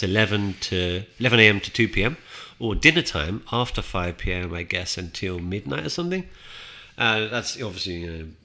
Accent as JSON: {"language": "English", "country": "United Kingdom"}